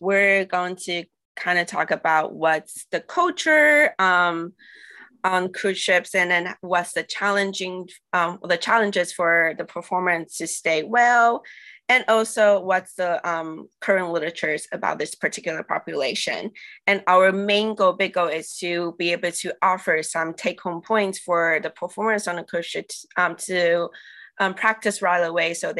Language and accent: English; Taiwan; now in Atlanta, United States; I'm from Taiwan originally, and I'm now based in Atlanta, Georgia, in the USA